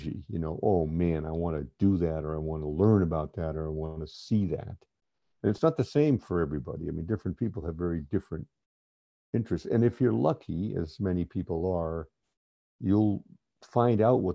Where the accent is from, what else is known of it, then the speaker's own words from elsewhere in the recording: East Coast of the U.S., United States; I grew up in the East Coast of the U.S.